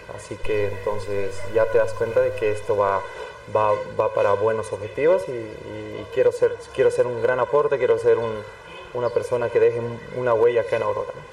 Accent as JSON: {"language": "Spanish", "region": "Cochabamba", "country": "Bolivia", "said": "soy cochabambino"}